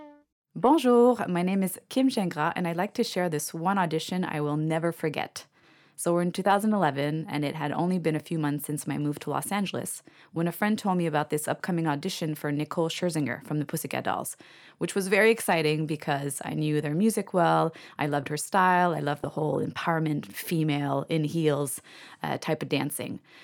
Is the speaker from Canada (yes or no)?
yes; Canada; I'm Canadian.